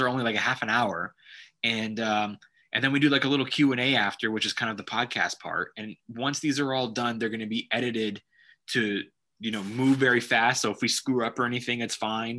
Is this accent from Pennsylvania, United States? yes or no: no; Los Angeles, California, United States; I've never showcased in Los Angeles. My home town